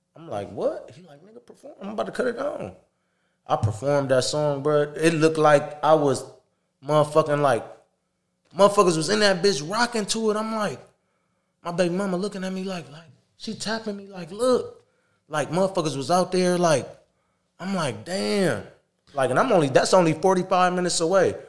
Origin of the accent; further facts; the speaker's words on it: Toledo, Ohio, United States; I'm from Toledo